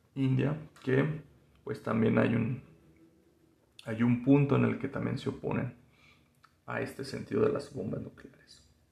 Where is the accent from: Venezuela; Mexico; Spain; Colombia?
Mexico; nos da un sentido también de pertenencia como mexicanos, porque pues también tenemos raíces indígenas